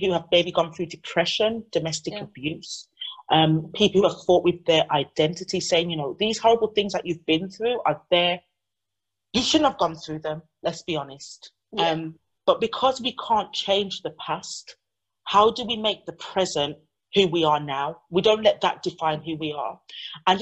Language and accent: English; United Kingdom; also born or lived in Jamaica (ancestry) / Chicago, United States; My parents were born here and I'm a third generation descendant from that beautiful island. So that's what I identify as. I'm British Caribbean.